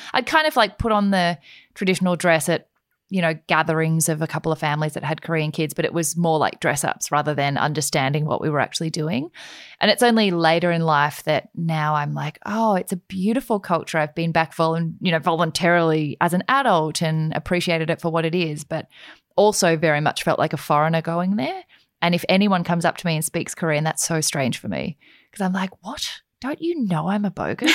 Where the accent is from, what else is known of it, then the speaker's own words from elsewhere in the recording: Australia; I'm like an Australian Asian.